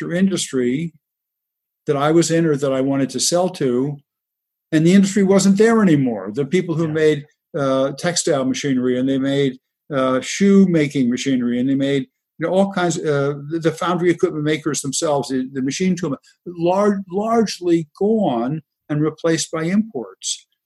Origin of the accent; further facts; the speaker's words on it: Elizabeth, New Jersey, United States; I grew up in Elizabeth, New Jersey, which is right across the river from New York City.